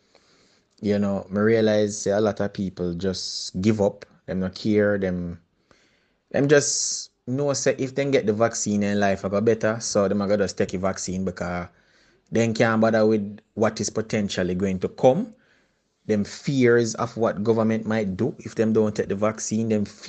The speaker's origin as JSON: {"language": "English", "country": "Jamaica", "said": "I'm very Jamaican, and as much as me possibly can make it understandable for all of you."}